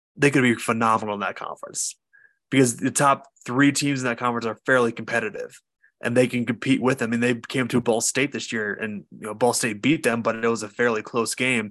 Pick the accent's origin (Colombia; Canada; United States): United States; Notre Dame country, Indiana; I grew up in Notre Dame country